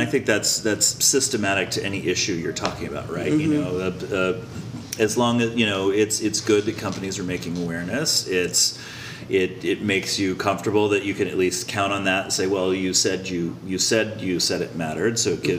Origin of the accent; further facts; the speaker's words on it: Colorado, United States; You know, I grew up in Colorado, and Columbine was one of my competing high schools